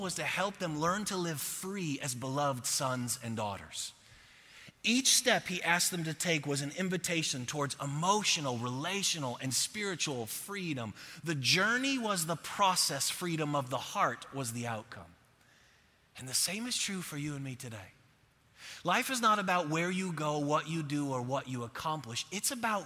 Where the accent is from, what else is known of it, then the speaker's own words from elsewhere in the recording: Buffalo, New York, United States; moved away as an adult; now in Texas, United States; I'm from Buffalo